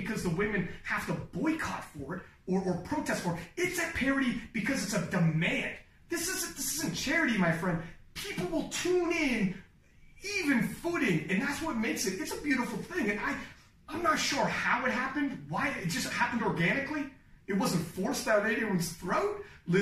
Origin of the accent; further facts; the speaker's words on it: Canada; I'm from Canada